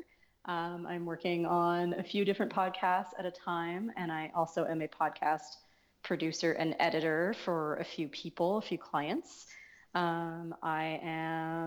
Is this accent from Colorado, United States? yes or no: yes; Colorado, United States; moved away as an adult; also born or lived in Seattle, Washington; now in Vancouver, Canada; I was born in the States. I mostly grew up in Colorado, but I was born in Seattle